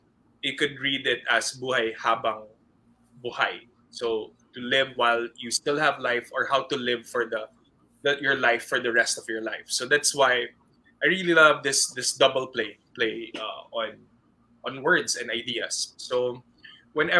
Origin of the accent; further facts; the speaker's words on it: Philippines; I'm a Filipino